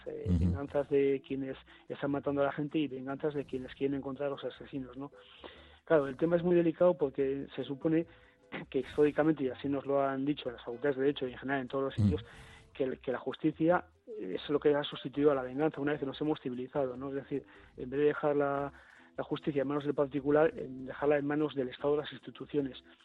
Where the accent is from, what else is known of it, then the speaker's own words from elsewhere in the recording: Bilbao, Basque Country, Spain; siendo bilbaíno